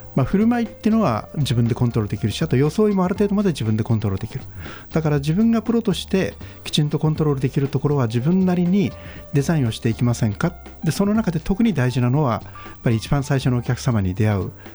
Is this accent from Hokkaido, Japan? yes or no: no; Togakushi, Nagano, Japan; moved away as an adult; うちの戸隠の田舎